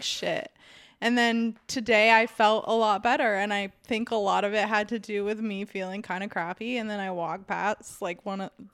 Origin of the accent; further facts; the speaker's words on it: Orange County, California, United States; I'm from Orange County